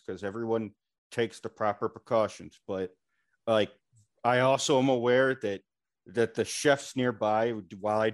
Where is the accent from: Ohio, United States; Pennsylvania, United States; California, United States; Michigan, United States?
Michigan, United States; moved away; my home state of Michigan